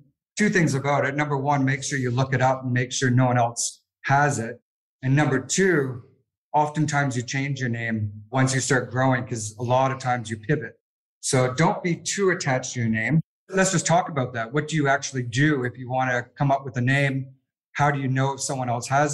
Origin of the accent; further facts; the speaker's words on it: Canada; moved away as an adult; now in Sydney, Australia; I'm Canadian